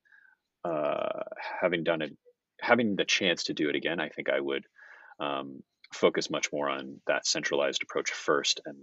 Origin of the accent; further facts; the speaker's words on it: United States; moved away; I'm an American, I'm working for a Japanese company